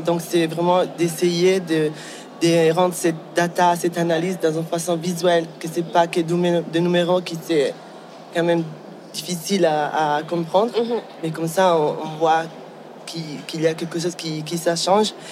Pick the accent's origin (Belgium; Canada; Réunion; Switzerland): Switzerland; Ticino; French is a second language; moved away; also born or lived in Basel / Amsterdam / Paris / London; J'ai grandi au Tessin